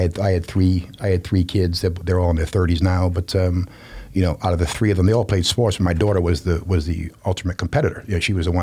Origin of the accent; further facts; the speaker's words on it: Rhode Island, United States; I'm from Rhode Island, so it's a small state